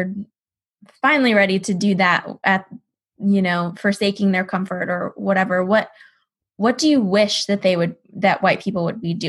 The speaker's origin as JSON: {"language": "English", "region": "East Texas", "country": "United States", "said": "I live in Texas. I'm from East Texas"}